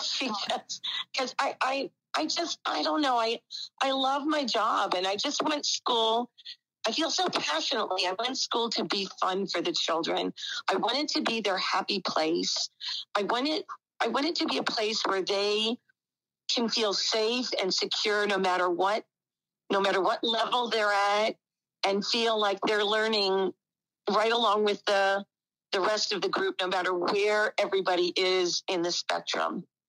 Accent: Whitehall, Pennsylvania, United States; now in Newark, Ohio, United States; I grew up, um, it's about an hour from Philadelphia, um, the Allentown area, um, actually Whitehall

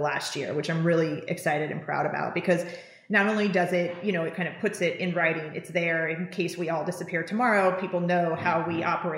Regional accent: Napa Valley, California, United States; coming from where I was coming from Napa Valley

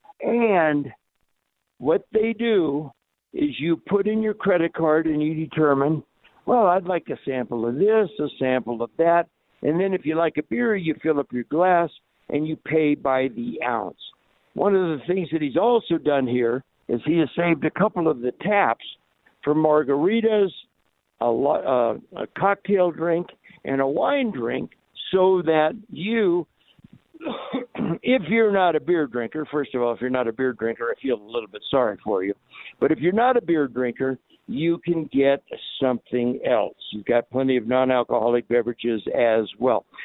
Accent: Southern California, United States; now in Colorado, United States; I grew up in Southern California

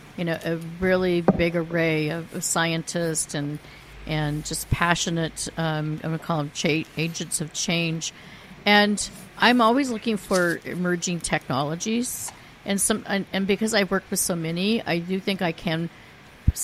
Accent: Silicon Valley, California, United States; I grew up in the Silicon Valley before it was called the Silicon Valley

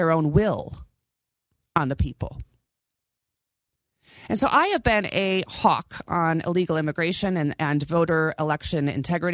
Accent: California, United States; now in Nevada, United States; growing up in California half my life

